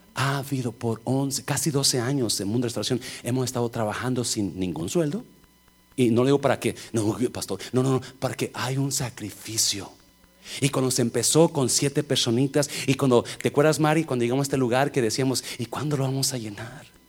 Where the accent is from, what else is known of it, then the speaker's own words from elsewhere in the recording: Nayarit, Mexico; moved away; está mi pueblo, bajando de la loma está el pueblo